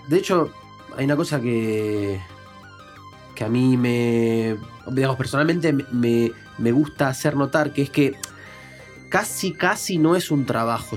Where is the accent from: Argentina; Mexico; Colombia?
Argentina; Buenos Aires; now in Spain; vivo en España actualmente, soy argentino de nacimiento, porteño, del barrio de Villaluro